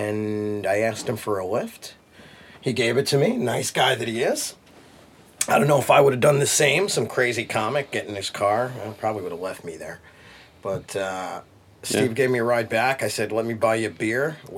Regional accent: Milazzo, Sicily, Italy

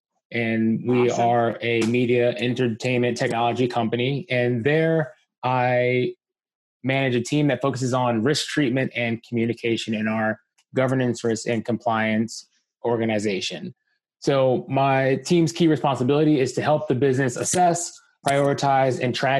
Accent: Columbia, Maryland, United States; also born or lived in Washington, D.C.; now in San Francisco, United States; I grew up in Columbia, Maryland. Howard County stand up

